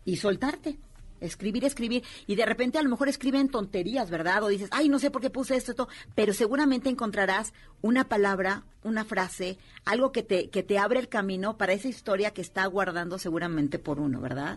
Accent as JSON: {"language": "Spanish", "region": "Puebla", "country": "Mexico", "said": "nosotros que venimos de Puebla"}